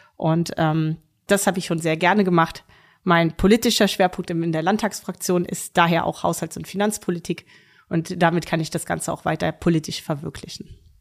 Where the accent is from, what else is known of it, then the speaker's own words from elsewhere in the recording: Ürzig, Rhineland-Palatinate, Germany; Ich spiele seit Kindertagen in einer Damenmannschaft in meinem Geburtsort Uerzig Tennis